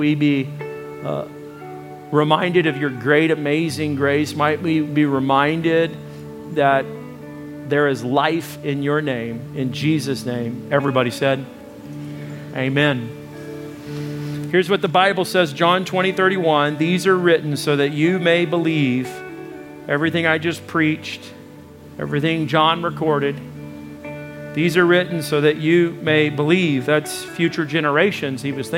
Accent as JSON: {"language": "English", "country": "United States", "moved": "yes", "said": "I come from Arkansas, Texas area"}